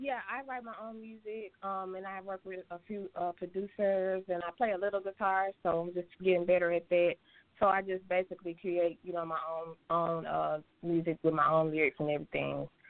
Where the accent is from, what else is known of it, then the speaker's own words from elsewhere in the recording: Memphis, Tennessee, United States; moved away as an adult; also born or lived in Georgia / Atlanta, Georgia; I'm actually born in Georgia, uh, raised in Memphis, Tennessee